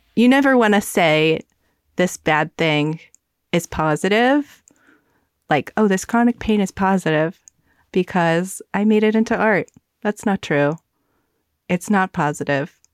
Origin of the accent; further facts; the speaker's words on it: the South, United States; I grew up in the South